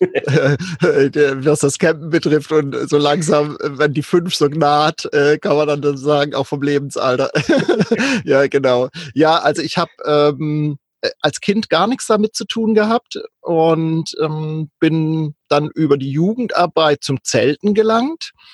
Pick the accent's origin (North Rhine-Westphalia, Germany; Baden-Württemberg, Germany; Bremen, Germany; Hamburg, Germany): Baden-Württemberg, Germany; Kaiserstuhl; moved away as an adult; also born or lived in North Frisia; ich bin ursprünglich ähm, in Süddeutschland aufgewachsen am schönen Kaiserstuhl und war da bis Ende 20